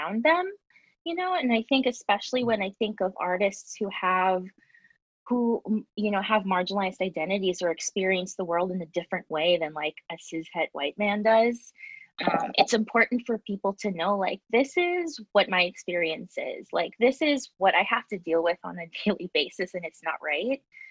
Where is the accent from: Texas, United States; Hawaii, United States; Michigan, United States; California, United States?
California, United States; moved away as an adult; now in Brooklyn, United States; right now I'm based in Brooklyn, New York. I'm actually from California